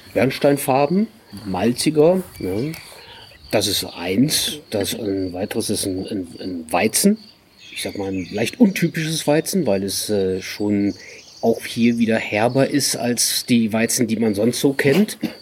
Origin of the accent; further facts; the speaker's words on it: north of Düsseldorf, North Rhine-Westphalia, Germany; moved away as an adult; also born or lived in Wiesbaden; now in South Tyrol, Italy; gebürtig aus Düsseldorf oder die, nördlich von Düsseldorf, vom schönen linken Niederrhein